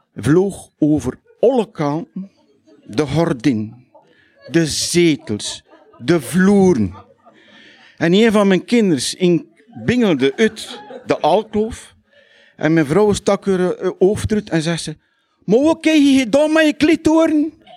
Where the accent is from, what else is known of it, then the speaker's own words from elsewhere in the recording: Lichtervelde, Flanders, Belgium; accent: West Flemish (Lichtervelde); now in Hoegaarden, Belgium; het is in het puur West-Vlaams, in het lichterveld. Ja? Want er zijn vele soorten West-Vlaams. En ik doe dat omdat ik in Brabant woon